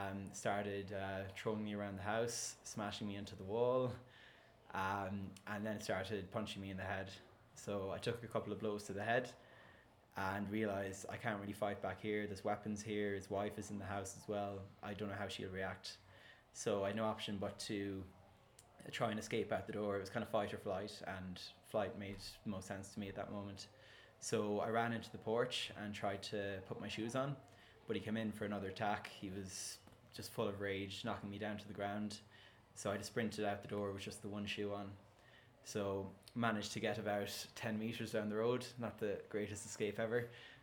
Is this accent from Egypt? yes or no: no; Ireland; But being Irish, half a bottle of vodka wasn't really enough to get me drunk.